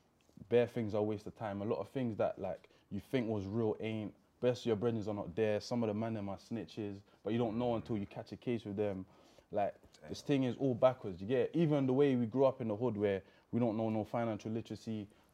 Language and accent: English; London, United Kingdom; I'm from Hackney, but it's the same thing, innit?